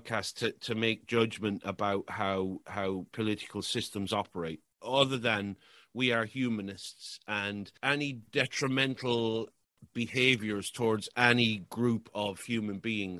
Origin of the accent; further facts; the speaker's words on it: Ireland; I'm Irish